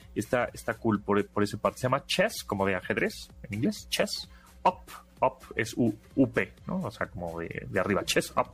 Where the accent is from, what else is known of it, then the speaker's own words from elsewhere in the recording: Mexico; nosotros como mexicanos